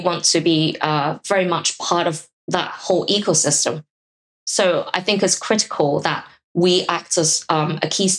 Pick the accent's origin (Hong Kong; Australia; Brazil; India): Hong Kong; I'm from Hong Kong